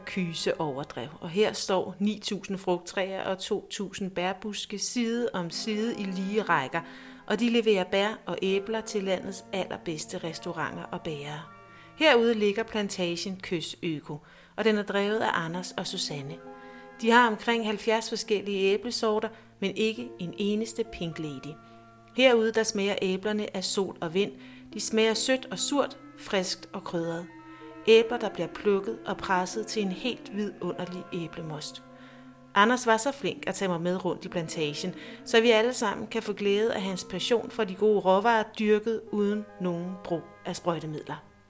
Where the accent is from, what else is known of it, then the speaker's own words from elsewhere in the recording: Næstved, Zealand, Denmark; moved away; jeg er født og opvokset i Næstved. I over tyve år har jeg været væk fra byen, men nu er jeg vendt tilbage